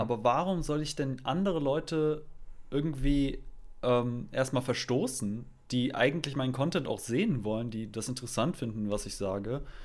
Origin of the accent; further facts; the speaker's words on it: Germany; accent: German; meinem deutschen Akzent